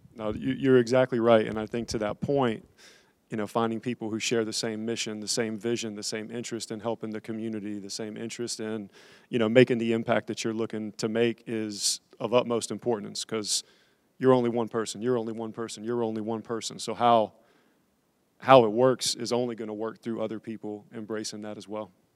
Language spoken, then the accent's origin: English; Raleigh, North Carolina, United States; born and raised in Raleigh